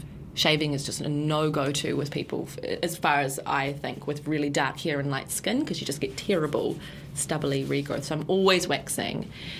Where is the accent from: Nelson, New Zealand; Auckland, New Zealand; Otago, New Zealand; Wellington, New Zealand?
Nelson, New Zealand; One of my best friends, there weren't a lot of Iranians, but one of my best friends growing up in Nelson was this little Iranian girl.